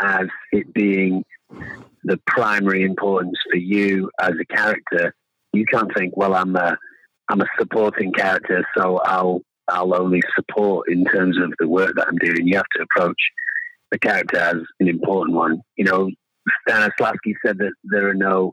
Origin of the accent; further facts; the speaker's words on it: England, United Kingdom; moved away as an adult; now in Los Angeles, United States; I moved away from England to Los Angeles when I was 23 or 24, just to see what that city was like. But obviously, I identify with being English